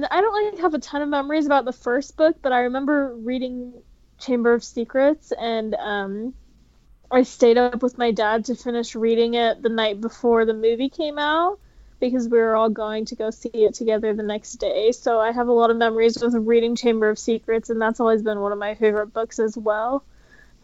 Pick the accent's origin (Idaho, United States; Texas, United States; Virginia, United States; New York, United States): Texas, United States; now in Utah, United States; I was born in Texas. I live in Utah now